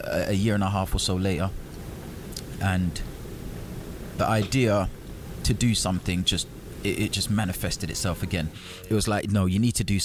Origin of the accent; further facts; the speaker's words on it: Jamaica; I'm from Jamaica